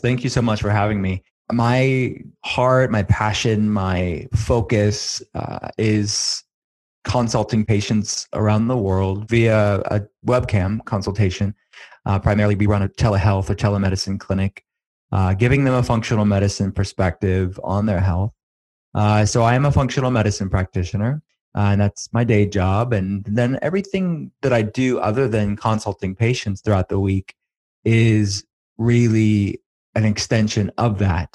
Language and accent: English; Western Pennsylvania, United States; I'm from Western Pennsylvania